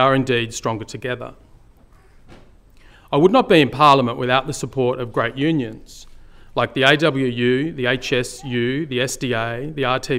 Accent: Sydney, New South Wales, Australia; born or raised there; also born or lived in Griffith, New South Wales

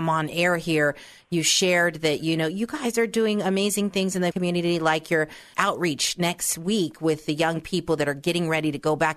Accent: Reading, Pennsylvania, United States; I'm from Pennsylvania, Reading

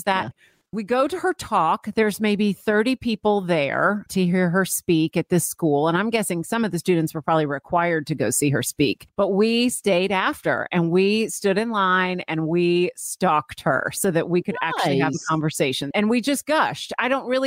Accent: St. Petersburg, Florida, United States; moved away; I'm from Florida grew up in St. Petersburg, Florida

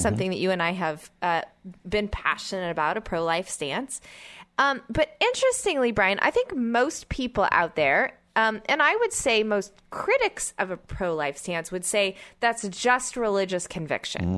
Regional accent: Oklahoma City, Oklahoma, United States; I grew up in Oklahoma City

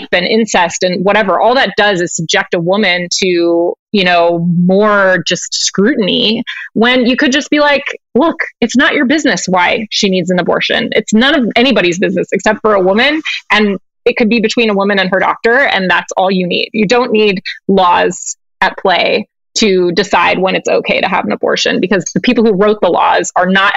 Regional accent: California, United States; moved away as an adult; also born or lived in Australia; I was from California

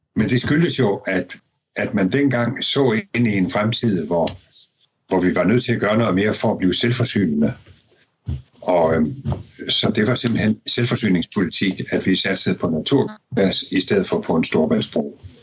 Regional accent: Denmark; vi danskere

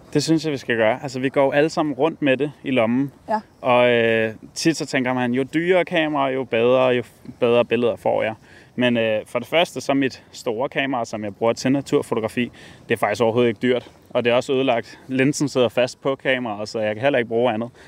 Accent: Capital Region of Denmark, Denmark; den natur, som jeg kender og groet op ved

